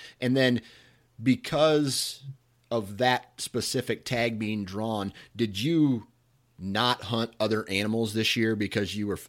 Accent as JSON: {"language": "English", "region": "Iowa", "country": "United States", "said": "And I'm from Iowa. I think our highest elevation is 500 feet, maybe 1200, I think somewhere in between there."}